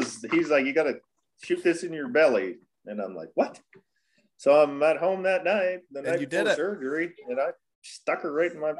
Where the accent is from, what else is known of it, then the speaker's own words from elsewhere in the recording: Elmira, Ontario, Canada; we grew up in Elmira, it's German area, so I wasn't like a real change going to Germany either, really.